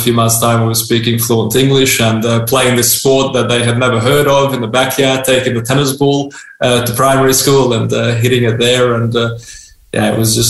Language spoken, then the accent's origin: English; Australia; moved away as an adult; also born or lived in Austria; now in Hungary; So we went to Austria, first of all, and then we applied to go to Australia. Our family got accepted, and we traveled to Australia as refugees in 1989, March of 1989. So I was 7.5 years old when I arrived in Australia.